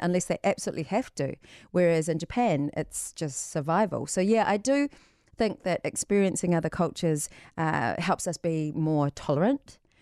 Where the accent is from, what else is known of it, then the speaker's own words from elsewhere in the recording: New Zealand; all of us as New Zealanders, we have the voyager spirit in us